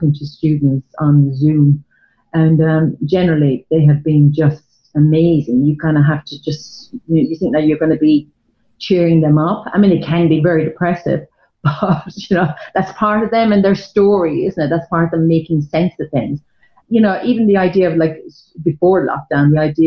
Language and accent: English; Ireland; moved away as an adult; now in London, United Kingdom; being Irish in the 80s